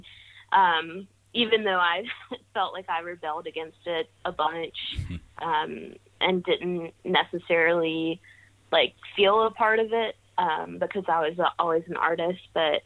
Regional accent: Carthage, North Carolina, United States; moved away as an adult; also born or lived in Asheville, North Carolina; now in Bristol, United States; I grew up in North Carolina in a small town. It's called Carthage.

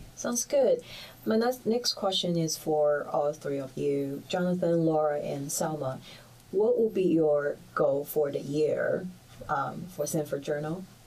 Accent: Shanghai, China; also born or lived in Melbourne, Australia; now in United States; I am originally from Shanghai, China

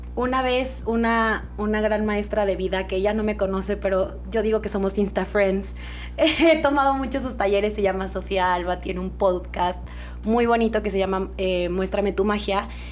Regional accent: Durango, Mexico; also born or lived in Mexico City; Estudié aquí en Durango hasta la prepa y la universidad me fui a la Ciudad de México.

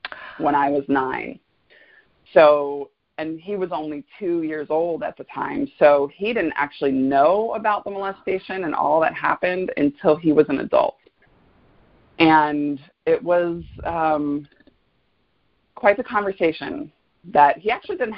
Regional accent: Fort Lauderdale, Florida, United States; also born or lived in Gainesville, Florida; I grew up in South Florida. I'm a native South Floridian, a very rare breed. I was born in Fort Lauderdale.

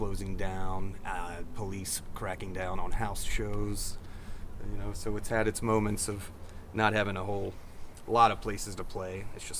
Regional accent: Western Hanover County, Virginia, United States; And I just grew up in Western Hanover, so about 25, 30 miles from the city. So I've been here my whole life in the area.

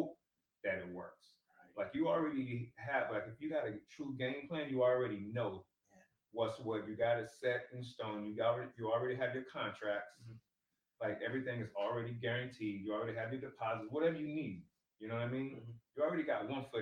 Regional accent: United States; we're American

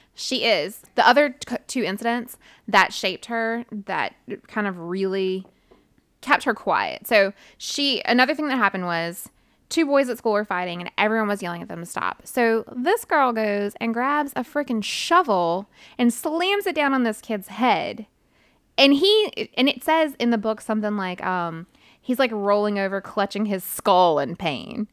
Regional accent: United States; I'm American

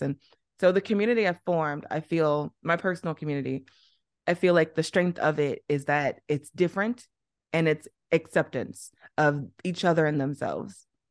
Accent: East St. Louis, Illinois, United States; moved away as an adult; also born or lived in Arizona / Liberia; now in Beijing, China; I'm from Illinois, Southern Illinois, not Chicago

